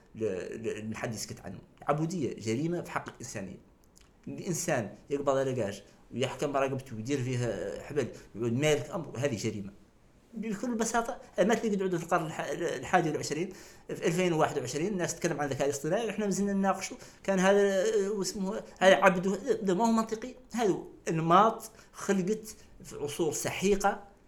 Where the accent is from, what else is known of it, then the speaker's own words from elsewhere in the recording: Nouakchott, Mauritania; انا واحد من نواكشوط مخلوق مولود في نواكشوط